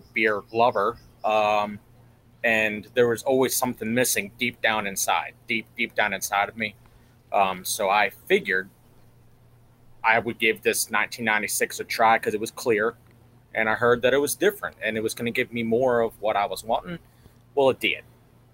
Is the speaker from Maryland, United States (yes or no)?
yes; Pasadena, Maryland, United States; I was born and raised in Pasadena, Maryland, all my life